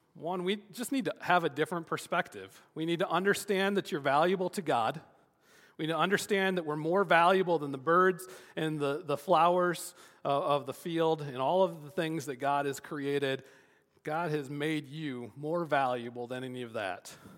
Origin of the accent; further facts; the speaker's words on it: Michigan, United States; growing up in Michigan